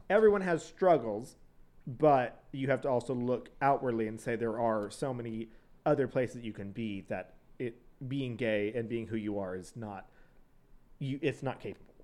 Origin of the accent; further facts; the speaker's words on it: San Antonio, Texas, United States; also born or lived in College Station, Texas; I was from San Antonio in College Station